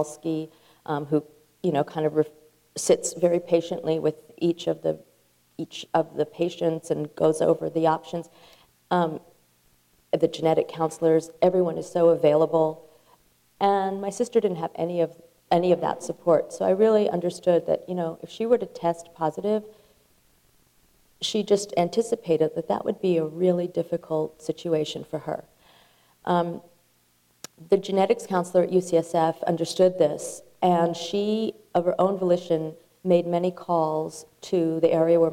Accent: Berkeley, California, United States; I grew up in Berkeley

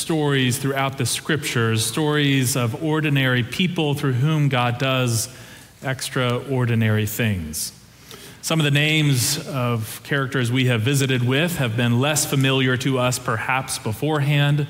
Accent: Dayton, Ohio, United States; moved away; three times a year, we would get in the car and drive the 8.5 hours down I-75 from Dayton, Ohio to Atlanta, Georgia to visit my grandmother

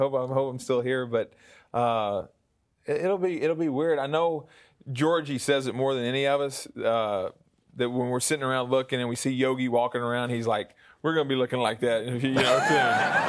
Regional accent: the South, United States; accent: southern; With my southern accent and everything, yeah, it is.

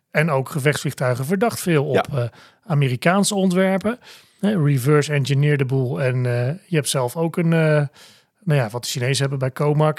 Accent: Netherlands; zijn wij Nederlanders

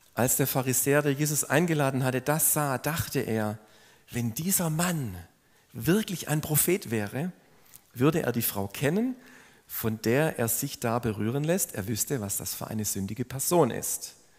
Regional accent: Swabia, Baden-Württemberg, Germany; wenn man als Schwabe so wahrgenommen wird

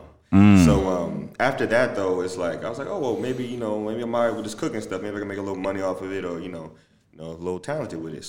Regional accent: Maryland, United States; moved away as an adult; now in Los Angeles, United States; I'm from Maryland.

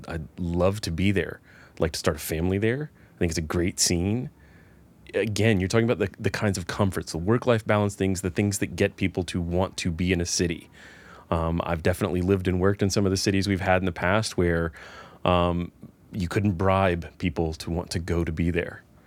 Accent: Atlanta, Georgia, United States; now in Nashville, United States; I grew up in the Atlanta area.

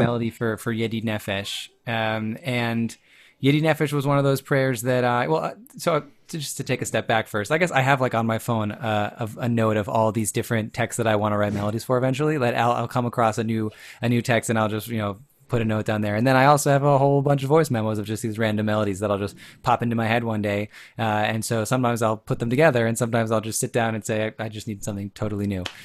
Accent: Chicago, Illinois, United States; I grew up in the Chicago area

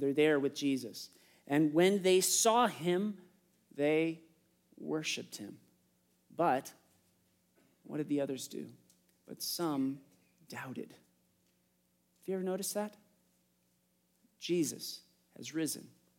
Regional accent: United States; I'm an American

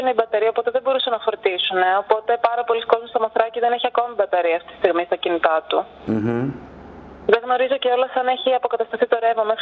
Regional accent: Athens, Attica, Greece; εγώ είμαι από την Αθήνα

